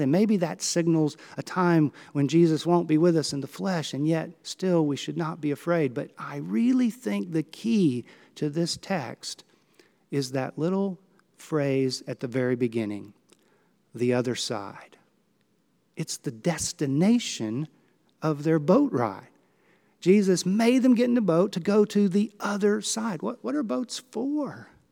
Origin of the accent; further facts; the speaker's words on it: Gulf Coast of Texas, United States; I grew up on the Gulf Coast of Texas, sailing in Galveston on Clear Lake out into the Gulf